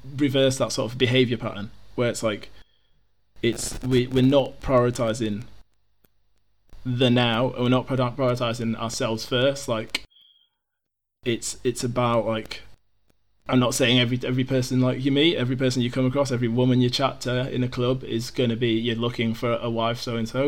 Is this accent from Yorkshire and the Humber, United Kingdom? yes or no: yes; Yorkshire and the Humber, United Kingdom; I'm, I'm from Yorkshire.